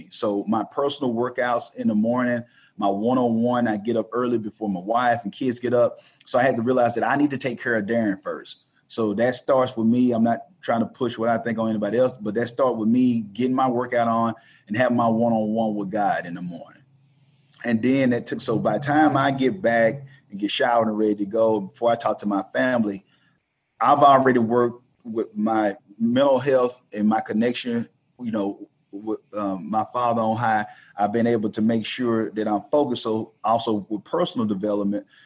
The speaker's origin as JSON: {"language": "English", "region": "the South", "country": "United States", "tie": "born or raised there", "said": "growing up in the South, it's you know, of course, you understand racism"}